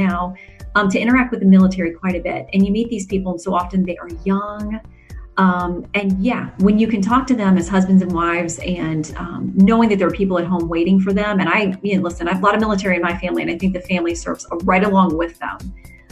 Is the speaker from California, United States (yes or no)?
no; Tallahassee, Florida, United States; also born or lived in Tampa; Tallahassee is my hometown